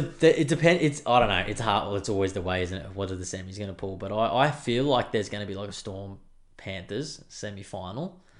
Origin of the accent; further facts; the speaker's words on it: Queensland, Australia; I'm a Queenslander